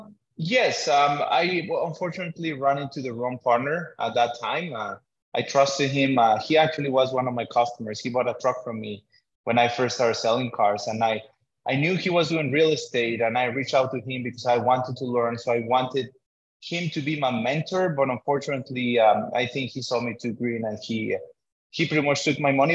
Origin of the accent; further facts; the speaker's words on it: Mexico; now in Canada; I come as an immigrant from Mexico